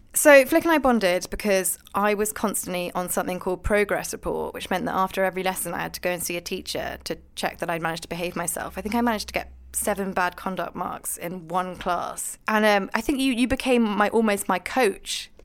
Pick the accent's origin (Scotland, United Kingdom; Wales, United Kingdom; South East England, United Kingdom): Scotland, United Kingdom; I am Scottish and a little bit posh.